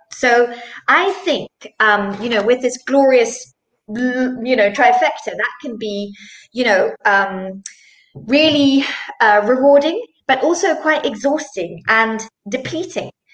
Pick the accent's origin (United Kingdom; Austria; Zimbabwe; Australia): Zimbabwe; now in Switzerland; I am based in Switzerland, um, but I'm originally from Zimbabwe